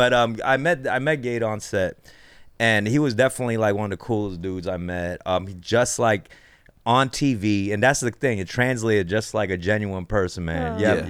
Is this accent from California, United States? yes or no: yes; Los Angeles, California, United States; I'm like Koreatown.